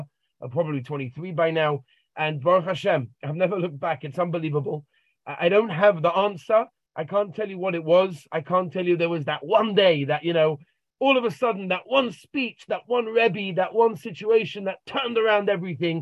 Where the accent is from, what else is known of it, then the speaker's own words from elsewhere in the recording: London, United Kingdom; I grew up in a regular home in London, Golders Green, two beautiful parents and wonderful siblings